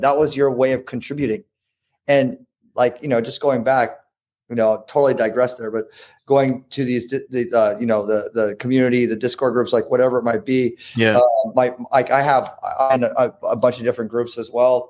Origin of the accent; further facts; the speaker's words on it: Newport Beach, California, United States; I grew up in Newport Beach